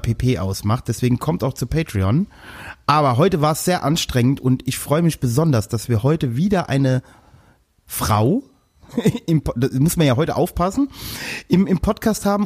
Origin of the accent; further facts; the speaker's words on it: Westerwald, Rhineland-Palatinate, Germany; ich komme aus dem Westerwald